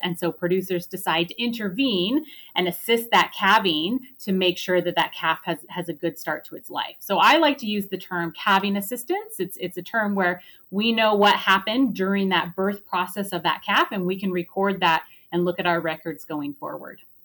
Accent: United States; moved away as an adult; also born or lived in Oregon / New York; now in Calgary, Canada; I am actually originally from the United States

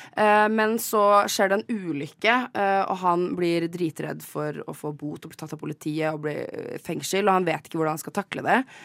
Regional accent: Gol, Buskerud, Norway; jeg er personlig fra Gol

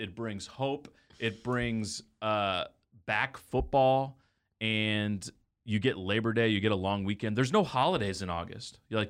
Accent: the South, United States; So my birthday is in the month of May. It's also the month that, at least where I grew up in the South, we got out of school.

